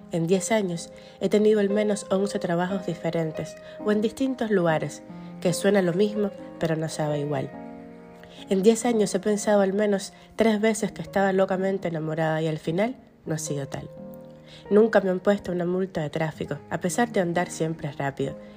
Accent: Cuba; moved away as an adult; now in United States; Recorro la ciudad en la que vivo, como otrora recorrí la que me vio nacer

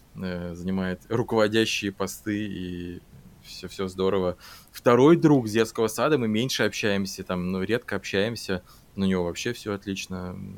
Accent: Saint Petersburg, Russia; moved away as an adult; now in Germany; основное количество друзей остались в Питере

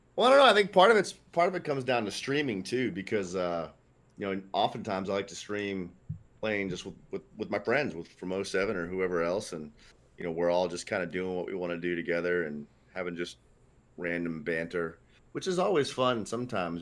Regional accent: Northeast United States, United States; I'm from the Northeast United States

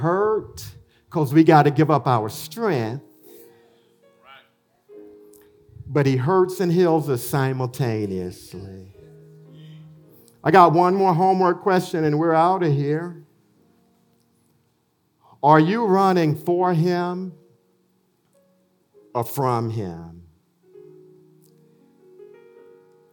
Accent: Elberton, Georgia, United States; moved away as an adult; also born or lived in Chicago; Fred, I grew up with in Alberton

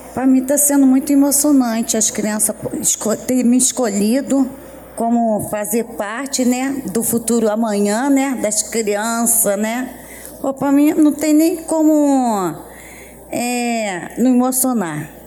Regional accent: Rio de Janeiro, Brazil; sou nascida e criada na Pedaliza

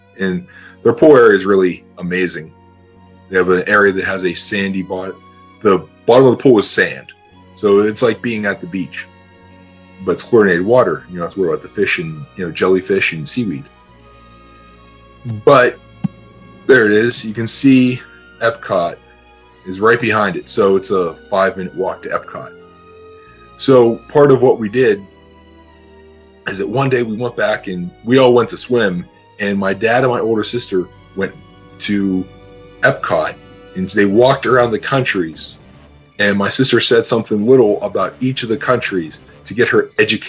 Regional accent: Pittsburgh, Pennsylvania, United States; I grew up in Pittsburgh, so that's why they're my, you know, the favorite hometown team.

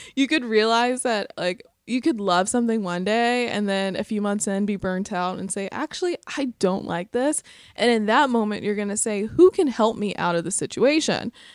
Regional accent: Sylacauga, Alabama, United States; moved away; my hometown of Sylacauga

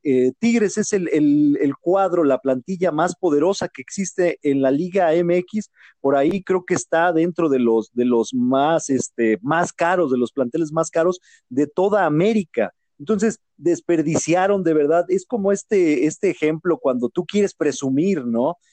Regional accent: Mexico; como mexicanos

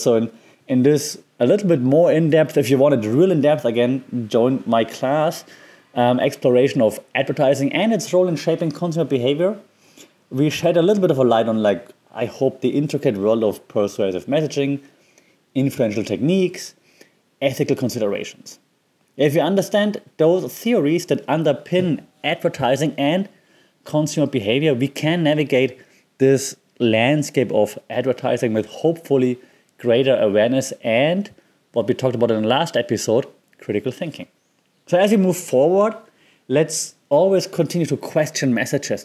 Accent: Germany; I'm from Germany

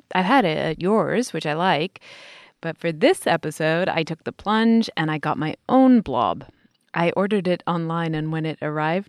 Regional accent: United Kingdom; as a Brit

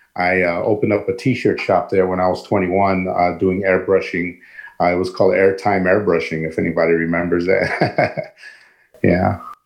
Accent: East Chicago, Indiana, United States; I'm born and raised here in East Chicago, my hometown

